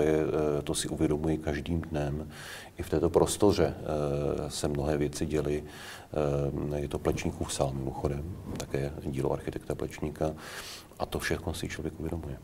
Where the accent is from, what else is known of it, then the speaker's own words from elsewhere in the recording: Prague, Czechia; Já jsem Pražák.